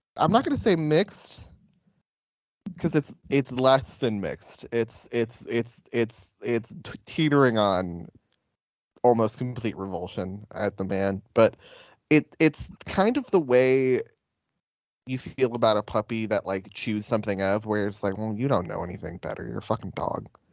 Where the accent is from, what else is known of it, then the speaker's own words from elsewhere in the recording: Dayton, Nevada, United States; in Dayton, my hometown